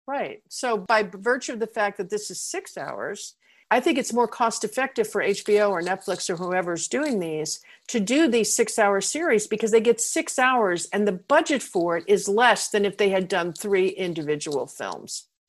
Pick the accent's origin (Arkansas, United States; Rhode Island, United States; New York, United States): New York, United States; New York City; I'm from New York City.